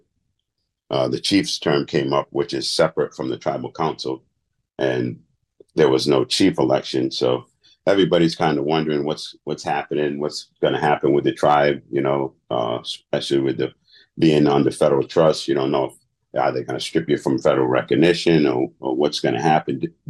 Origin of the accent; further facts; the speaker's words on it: Providence, Rhode Island, United States; also born or lived in Peace Dale, Rhode Island; I was born in Providence